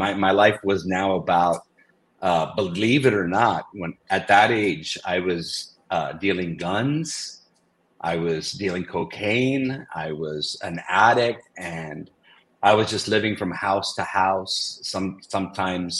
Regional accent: Redondo Beach, California, United States; also born or lived in Brooklyn, New York; we moved out to California. And we started our life here in the Redondo Beach area of Los Angeles

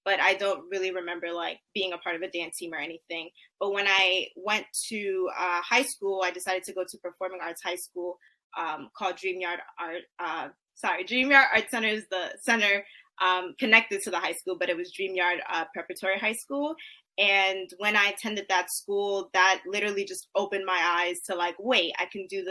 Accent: New York City, New York, United States; I was born and raised in the Bronx, boogie down.

